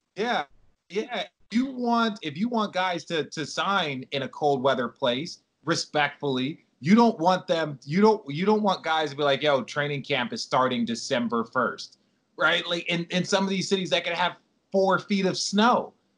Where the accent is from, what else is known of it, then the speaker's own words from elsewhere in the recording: Arizona, United States; also born or lived in New York; now in Los Angeles, United States; I grew up in Arizona